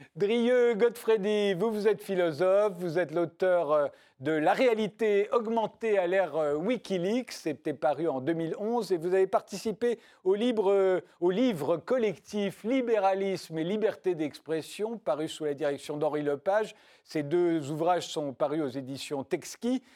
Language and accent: French; France; En tant que Français